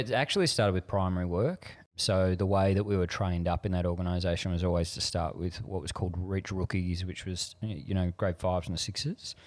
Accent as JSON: {"language": "English", "town": "Frankston", "region": "Victoria", "country": "Australia", "tie": "born or raised there", "said": "I grew up in Frankston at the end of the train line, Victoria, down Gateway to the Mornington Peninsula"}